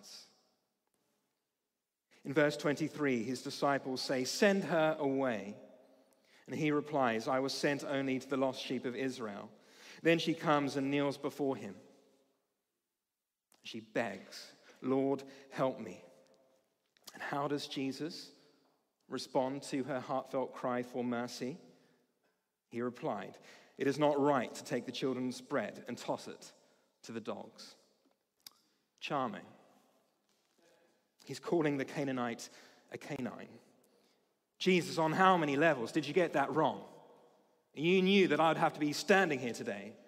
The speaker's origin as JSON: {"language": "English", "country": "Australia", "moved": "yes", "lives_now": "United Kingdom", "said": "As an Australian"}